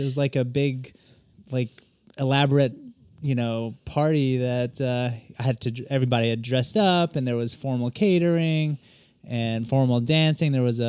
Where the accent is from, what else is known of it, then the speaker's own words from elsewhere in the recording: South Carolina, United States; Growing up in South Carolina, it was definitely different.